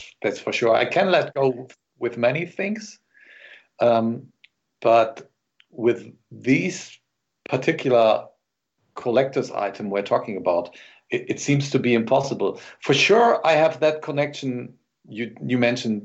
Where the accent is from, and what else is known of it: Germany